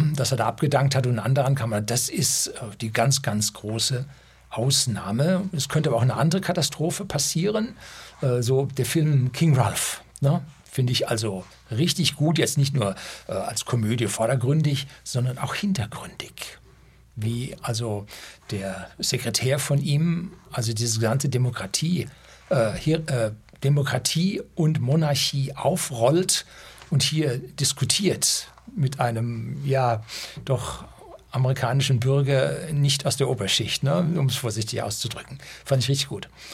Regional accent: Germany; also born or lived in Bavaria; bei uns in Deutschland

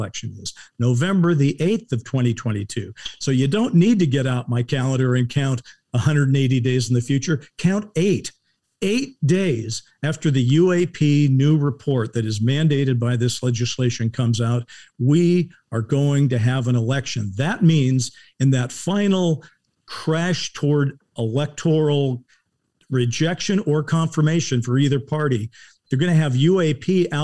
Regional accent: United States; also born or lived in Los Angeles; as the American

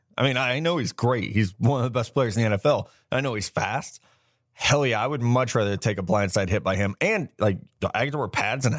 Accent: Midwest, United States; And yeah, like growing up in the Midwest, like we don't have hockey.

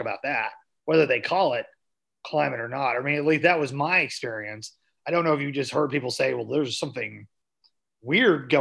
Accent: Southwest Missouri, United States; I'm from Southwest Missouri, more cattle based.

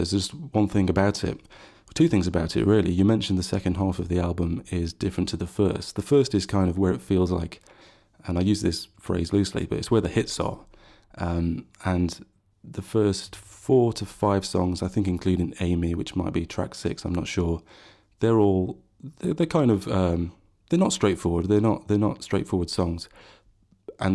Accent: Sheffield, Yorkshire and the Humber, United Kingdom; but I come from Sheffield. I come from where the … came from

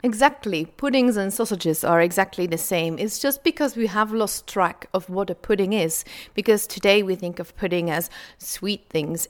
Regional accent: Flanders, Belgium; I'm from Belgium, from Flanders, the Dutch speaking area of Belgium.

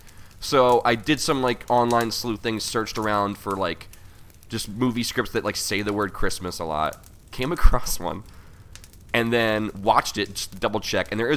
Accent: Philadelphia, Pennsylvania, United States; I grew up in Port Richmond

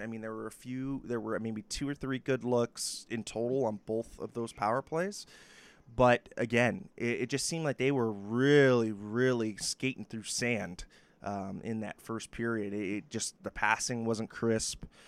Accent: New York, United States; as a New Yorker

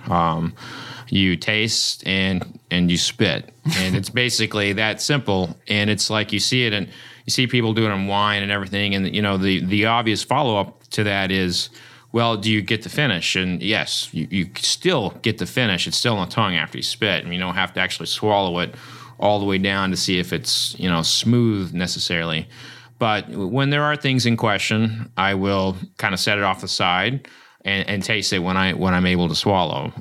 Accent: Oklahoma, United States; I grew up in Oklahoma and I showed pigs

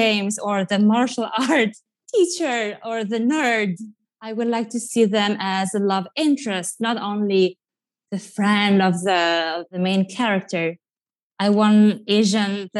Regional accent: Italy; accent: Italian; English is a second language; moved away as an adult; also born or lived in New York; now in Los Angeles, United States; I grew up watching MTV in Italy

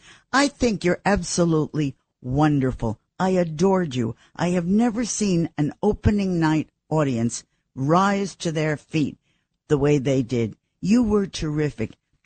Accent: New York, United States; born there; Honey, I love New York. I was born here in Doctor's Hospital, which then was across from Gracie Mansion and is now a condo.

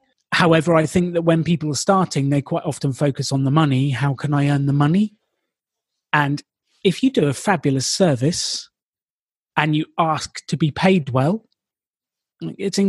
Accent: United Kingdom; I'm British

